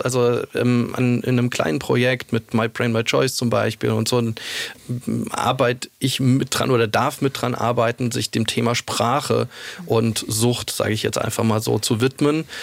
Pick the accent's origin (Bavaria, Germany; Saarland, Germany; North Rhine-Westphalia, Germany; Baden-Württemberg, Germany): Saarland, Germany; moved away as an adult; also born or lived in Munich; ich komme aus dem Saarland mhm. und da ist meine Familie